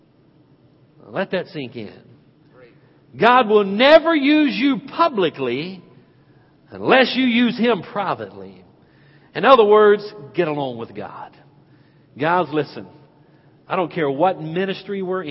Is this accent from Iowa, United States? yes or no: no; Hickory, North Carolina, United States; as a boy growing up in Penelope Baptist Church back in Hickory, North Carolina